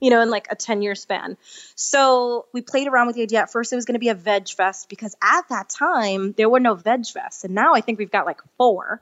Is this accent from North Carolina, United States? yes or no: no; New York, United States; moved away; I'm from New York originally, and I had to go back to finish a couple credits at N Y U, and it was my first time back home as a vegan